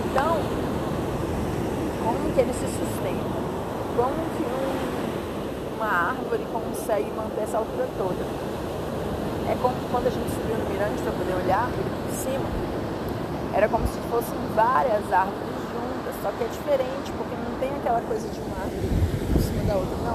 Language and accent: Portuguese; Brasília, Federal District, Brazil; Eu sou brasiliense e eu gosto de terra seca, né? É o que eu tô acostumada.